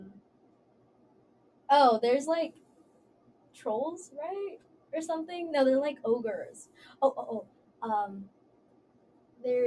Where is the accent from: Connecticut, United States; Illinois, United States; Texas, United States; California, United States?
Texas, United States; Dallas; moved away; I'm from Dallas, Texas